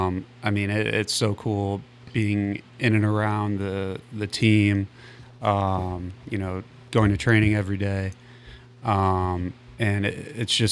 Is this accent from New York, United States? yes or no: no; St. Louis, Missouri, United States; born or raised there